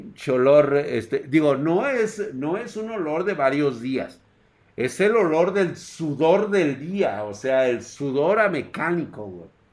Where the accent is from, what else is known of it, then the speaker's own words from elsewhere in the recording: Mexico; somos mexicanos